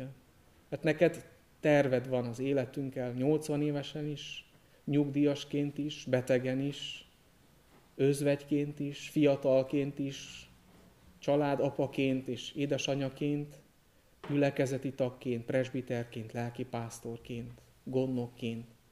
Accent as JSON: {"language": "Hungarian", "town": "Târgu Mureș", "region": "Mureș County", "country": "Romania", "tie": "born or raised there", "also_born_or_lived": "Cluj-Napoca, Romania / Alba County, Romania", "moved": "as an adult", "said": "Marosvásárhelyen születtem, Marosvásárhelyi születésű vagyok, ott is nevelkedtem"}